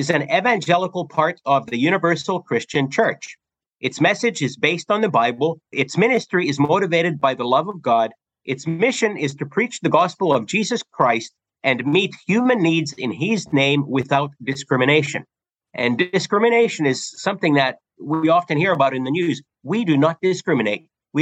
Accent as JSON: {"language": "English", "country": "Canada", "tie": "born or raised there", "also_born_or_lived": "Finland", "moved": "as an adult", "lives_now": "Battle Creek, United States", "said": "in 1974, my parents and brothers, our family, moved to Canada, and I grew up in Canada"}